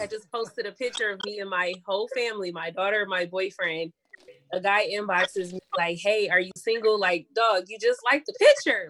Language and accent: English; Battle Creek, Michigan, United States; now in Detroit, United States; I'm originally from Battle Creek